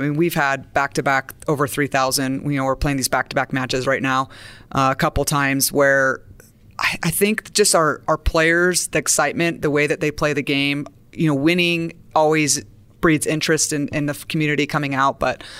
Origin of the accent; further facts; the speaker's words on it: Santa Barbara, California, United States; And I'm a beach girl. I'm from Santa Barbara.